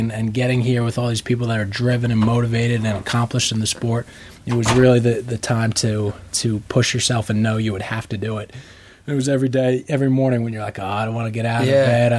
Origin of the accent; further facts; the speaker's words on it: New York City, New York, United States; From New York City.